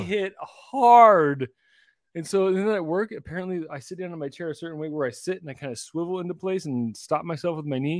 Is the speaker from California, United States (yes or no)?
no; Tri-Cities, Washington, United States; I grew up in Tri-Cities